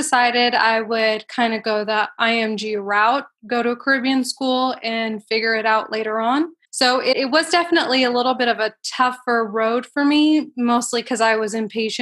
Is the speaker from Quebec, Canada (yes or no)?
no; Toronto, Ontario, Canada; moved away as an adult; also born or lived in Saba / Southfield, Michigan; now in Georgia, United States; I'm born and raised in Toronto, Ontario